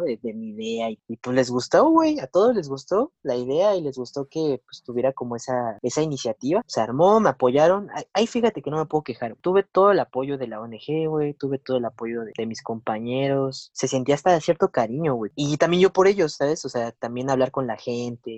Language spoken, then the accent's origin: Spanish; Mexico City, Mexico; also born or lived in São Paulo, Brazil; soy de la Ciudad de México